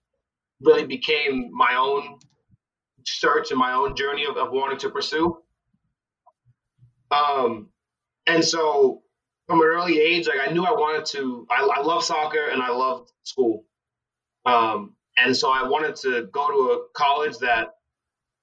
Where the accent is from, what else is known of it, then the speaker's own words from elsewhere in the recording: Bellingham, Massachusetts, United States; I grew up in Bellingham, Massachusetts, and my father is from Nigeria